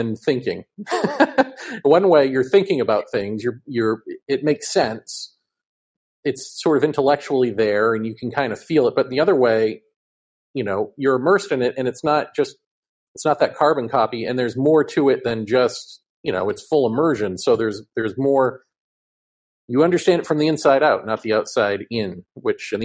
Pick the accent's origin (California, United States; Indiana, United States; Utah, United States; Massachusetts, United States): Massachusetts, United States; moved away as an adult; also born or lived in New York; I grew up in Massachusetts and then my adult life, New York